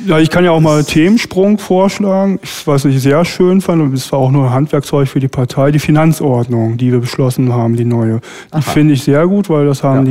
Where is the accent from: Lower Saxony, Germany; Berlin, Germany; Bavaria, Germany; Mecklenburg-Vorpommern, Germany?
Berlin, Germany; wir als Berliner